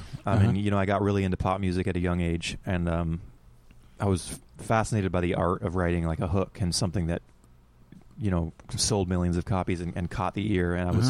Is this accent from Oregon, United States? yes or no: yes; Colton, Oregon, United States; also born or lived in Portland, Oregon; now in Hillsboro, United States; Yeah, Colton, Oregon. I grew up in Colton.